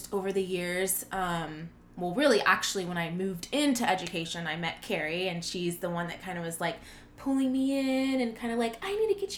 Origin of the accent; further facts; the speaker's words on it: Fort Worth, Texas, United States; I am from Fort Worth, Texas, born and raised